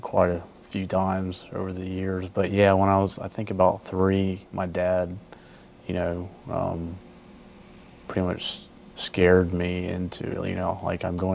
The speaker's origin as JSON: {"language": "English", "region": "South Georgia", "country": "United States", "tie": "born or raised there", "moved": "yes", "said": "Georgia, South Georgia, just above Tallahassee, Florida."}